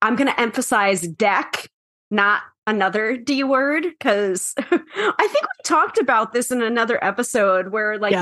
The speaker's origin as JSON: {"language": "English", "region": "New York", "country": "United States", "said": "the New Yorker"}